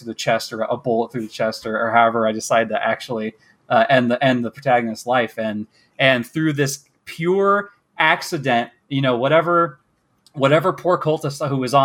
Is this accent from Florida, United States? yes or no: no; Kansas, United States; accent: American; also born or lived in Michigan; I'm from America, from the Midwest, from Kansas